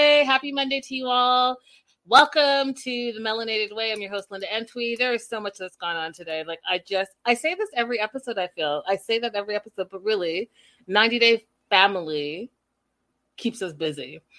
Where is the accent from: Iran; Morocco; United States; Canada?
Canada; Vancouver, British Columbia; also born or lived in North York; from Toronto, Canada. I was born in North York. And if you're from Toronto, you know where that is. And raised in Vancouver, BC, but I call both places home.